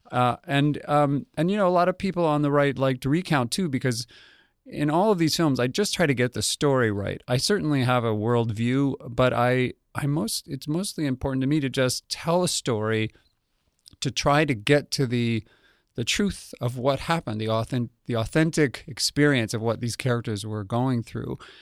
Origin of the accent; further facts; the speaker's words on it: Albuquerque, New Mexico, United States; moved away; I grew up in Albuquerque, New Mexico